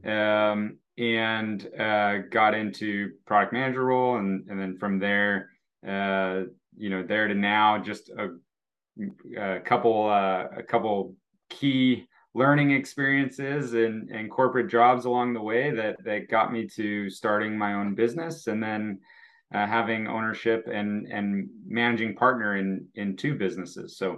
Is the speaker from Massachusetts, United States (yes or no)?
no; Naperville, Illinois, United States; also born or lived in Texas / Oregon; Um, I have um, been in, uh, uh, well, I come from Naperville, Illinois, uh, moved all over.